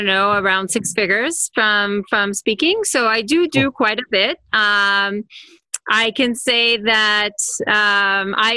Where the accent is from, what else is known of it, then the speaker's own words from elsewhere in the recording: Israel; now in California, United States; I'm from Israel, but I'm in California now.